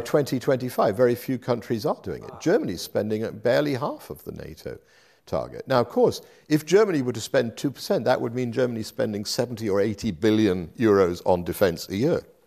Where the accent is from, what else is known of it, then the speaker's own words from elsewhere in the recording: United Kingdom; moved away as an adult; also born or lived in Paris / Brussels / Bonn / Berlin; I did when I was growing up in Britain as well